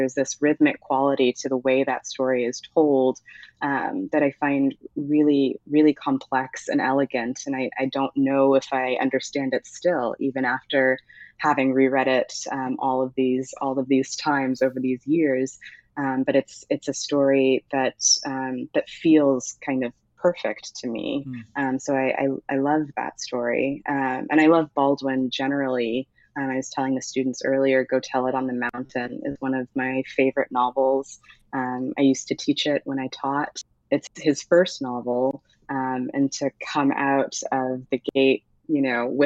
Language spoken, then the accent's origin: English; Ghana; also born or lived in United States; I am Ghanaian, um, but often felt as though I wasn't Ghanaian enough for Ghanaians. Um, I am uh, American